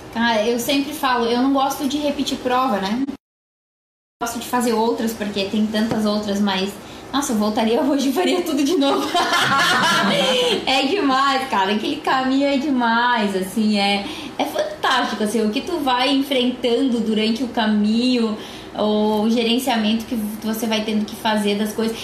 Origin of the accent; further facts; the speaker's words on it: Rio Grande do Sul, Brazil; a cidade onde eu nasci